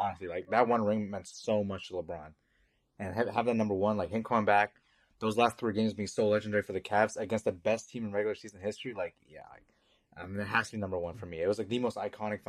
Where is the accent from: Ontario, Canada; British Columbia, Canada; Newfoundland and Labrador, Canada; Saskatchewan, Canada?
Ontario, Canada; Toronto; I'm from Toronto.